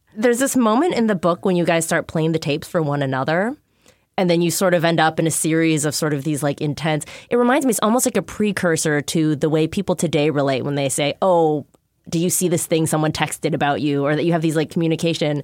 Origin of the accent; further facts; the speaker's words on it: Minneapolis, Minnesota, United States; I grew up in Minneapolis